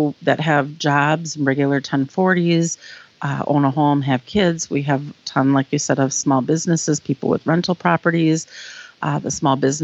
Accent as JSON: {"language": "English", "town": "Madison", "region": "Wisconsin", "country": "United States", "tie": "born or raised there", "moved": "as an adult", "lives_now": "La Crosse, United States", "said": "I grew up in the Madison area"}